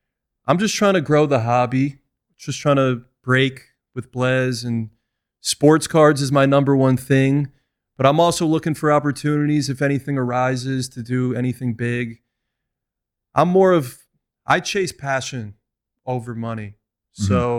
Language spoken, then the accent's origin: English; New York, United States; moved away as an adult; now in Las Vegas, United States; I'm from New York.